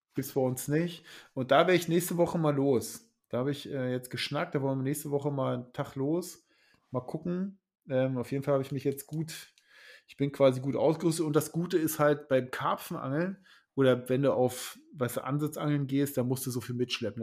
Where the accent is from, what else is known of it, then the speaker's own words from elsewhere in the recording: Lusatia, Germany; now in Schleswig-Holstein, Germany; ich komme ja ursprünglich aus der Lausitz